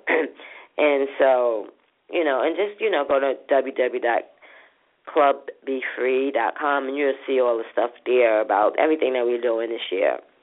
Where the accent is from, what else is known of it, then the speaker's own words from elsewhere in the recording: New York City, New York, United States; from my hood, from from Brooklyn, where I grew up from in Linden Plaza